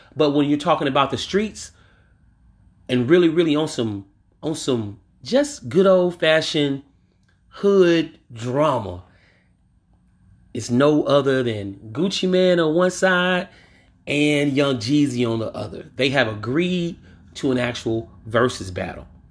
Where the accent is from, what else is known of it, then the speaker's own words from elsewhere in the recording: Louisiana, United States; my home state, Louisiana